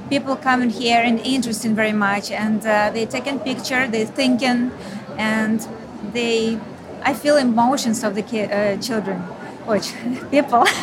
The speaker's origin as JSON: {"language": "English", "country": "Ukraine", "moved": "as an adult", "lives_now": "Austin, United States", "said": "because I'm from Ukraine."}